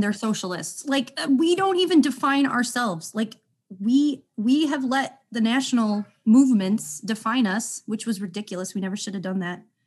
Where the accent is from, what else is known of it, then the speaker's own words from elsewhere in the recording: Wisconsin, United States; moved away as an adult; now in Iowa, United States; I grew up in the Democratic Party in Wisconsin because my dad was involved in it. And, um, when I moved to Iowa